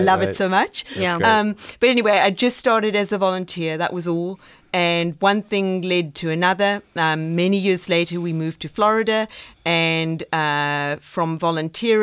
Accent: South Africa; moved away as an adult; now in Austin, United States; I'm originally from South Africa, and I grew up on a farm in Africa.

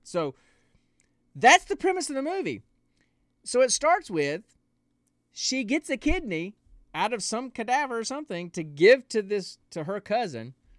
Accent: the South, United States; I'm from the South

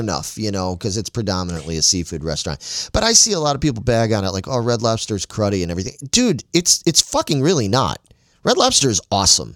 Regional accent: Chicago, Illinois, United States; me growing up in Chicago

